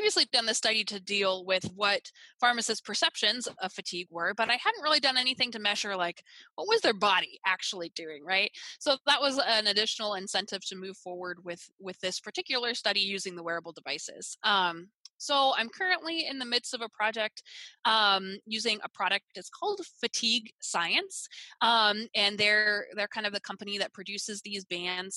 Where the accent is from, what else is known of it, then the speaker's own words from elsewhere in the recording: Wisconsin, United States; I'm from Wisconsin